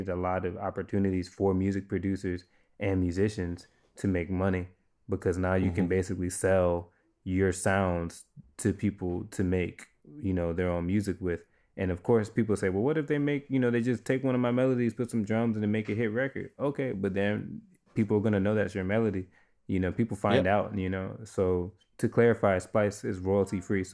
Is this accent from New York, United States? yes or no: no; New Orleans, Louisiana, United States; I grew up in New Orleans